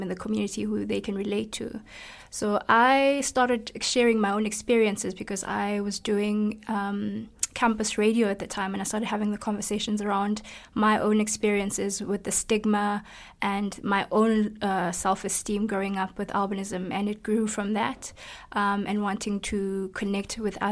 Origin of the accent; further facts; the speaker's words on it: South Africa; I'm from South Africa